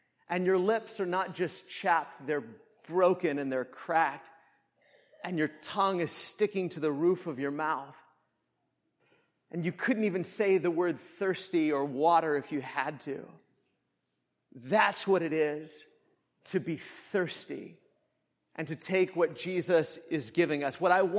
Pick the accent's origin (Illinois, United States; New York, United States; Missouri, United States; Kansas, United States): Kansas, United States; moved away; I grew up in Kansas. If you've never been to Kansas, it's probably the flattest place on the earth.